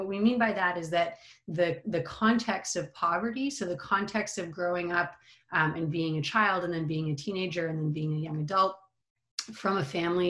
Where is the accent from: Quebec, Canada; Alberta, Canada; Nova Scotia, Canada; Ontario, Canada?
Quebec, Canada; Montreal; I am Canadian, grew up in Montreal